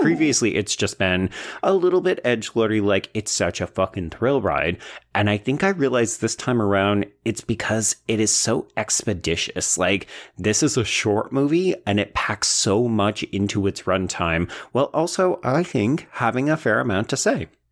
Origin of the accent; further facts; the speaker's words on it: Canada; as a Canadian